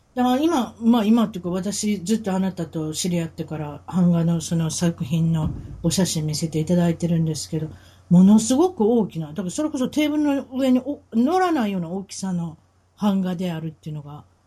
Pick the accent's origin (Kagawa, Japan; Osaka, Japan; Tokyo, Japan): Osaka, Japan; accent: Osaka dialect; 大阪弁喋る